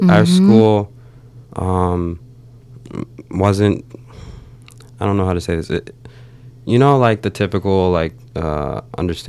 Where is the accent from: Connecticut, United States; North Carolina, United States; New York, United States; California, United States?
California, United States; Los Angeles; also born or lived in Pasadena; I grew up in South Central LA, like right by USC